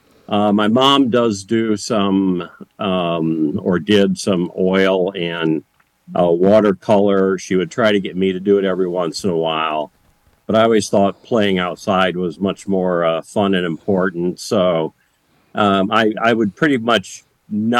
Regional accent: Berrien Springs, Michigan, United States; also born or lived in Chesterton, Indiana / Mississippi / Arkansas; when I was 10, we moved up to Berrien Springs, Michigan

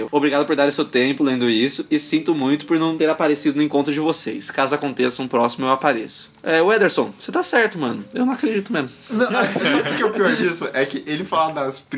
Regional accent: Jundiaí, São Paulo, Brazil; tenho 23 anos, sou de Jundiaí, São Paulo.

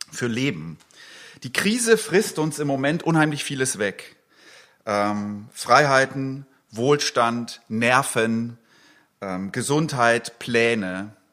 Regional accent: Eastern Switzerland, Switzerland; Ich bin Schweizer eigentlich, ich komme aus der Ostschweiz. Und da heißt dieses Ding Bürschki.

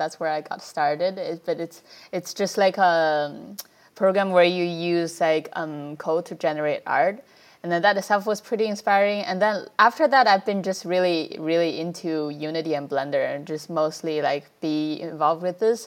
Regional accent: China; moved away; also born or lived in New York; I grew up in China

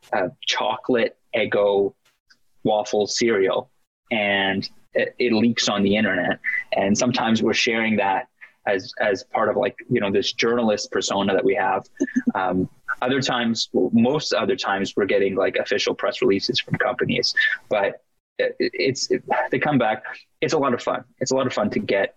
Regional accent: Toronto, Ontario, Canada; growing up in Canada, firstly, in Toronto

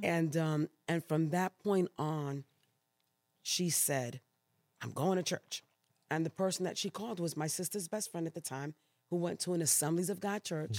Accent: New York City, New York, United States; moved away as an adult; also born or lived in Puerto Rico / Brooklyn / Queens / Louisiana; now in Elk Grove, United States; born there, but raised in New York City

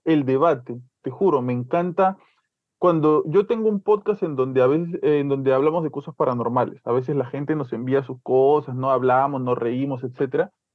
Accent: Peru; como peruanos

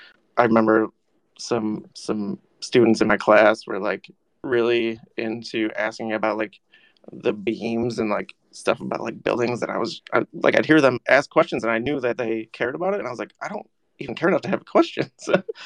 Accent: Syracuse, New York, United States; Syracuse, New York.

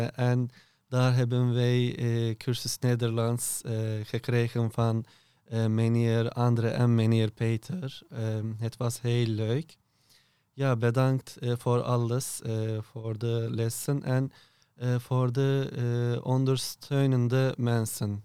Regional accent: Turkey; Dutch is a second language; moved away as an adult; now in Erp, Netherlands; ik kom uit Turkije

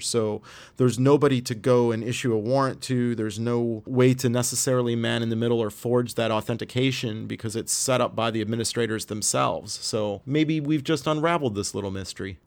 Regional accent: Canada; as a Canadian

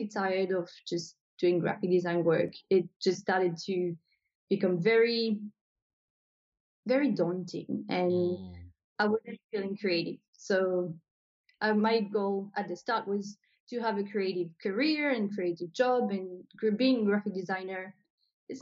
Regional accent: New Caledonia; moved away as an adult; now in Australia; So I'm originally from New Caledonia. So maybe I should say that because people probably can hear my accent and they're like, where is she from? So I was born in New Caledonia and I moved to Australia back in 2012.

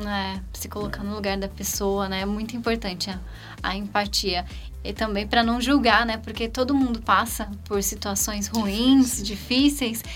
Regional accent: Campinas, São Paulo, Brazil; also born or lived in Hortolândia; Miss Campinas, que é a cidade onde eu nasci

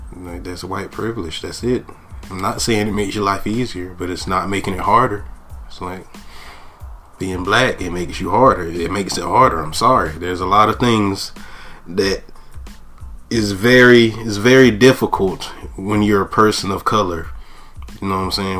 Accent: Goldsboro, North Carolina, United States; my hometown of Goldsboro

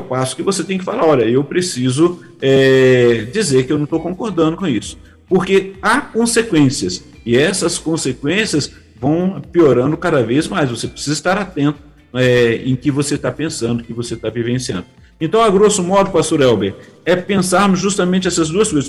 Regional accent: Barra Mansa, Rio de Janeiro, Brazil; accent: fluminense; eu sou do, do é, é um município, né, a cidade do estado do Rio de Janeiro, Barra Mansa, e no entanto o sotaque é totalmente diferente do carioca

